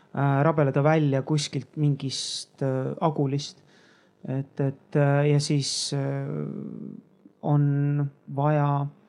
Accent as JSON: {"language": "Estonian", "town": "Tallinn", "region": "Harju County", "country": "Estonia", "tie": "born or raised there", "said": "ma olen Nõmmelt välja kasvanud"}